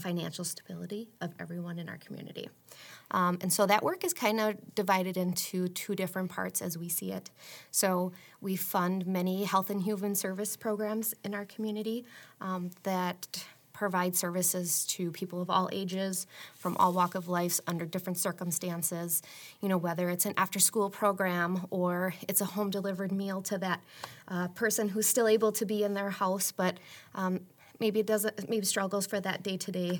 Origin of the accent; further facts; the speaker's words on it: Marshfield, Wisconsin, United States; I am originally from Marshfield, born and raised.